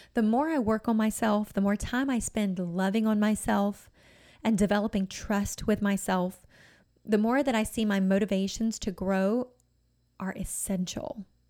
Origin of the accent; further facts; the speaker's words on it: United States; being an American